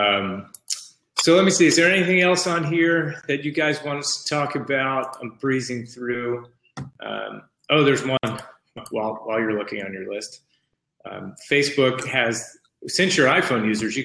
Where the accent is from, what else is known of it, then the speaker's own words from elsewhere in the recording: East Coast, United States; moved away; I'm from the East Coast